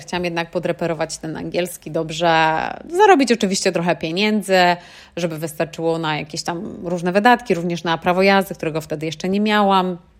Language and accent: Polish; Poland; moved away as an adult; now in United Kingdom; Ja pochodzę z niewielkiej miejscowości w Polsce, z wioski, że tak powiem, i przepięknej, ale malutkiej